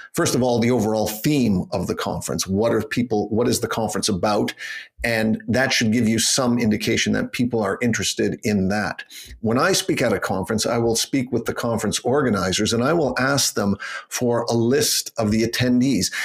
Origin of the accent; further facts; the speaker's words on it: Canada; moved away as an adult; also born or lived in Toronto, Canada; now in Geneva, Switzerland; I'm from Canada and I'm trained as a lawyer